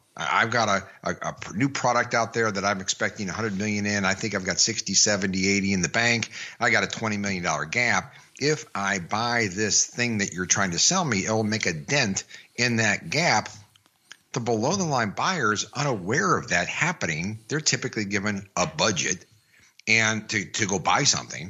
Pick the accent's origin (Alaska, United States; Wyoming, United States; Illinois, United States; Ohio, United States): Ohio, United States; moved away as an adult; now in California, United States; I'm born and raised in Ohio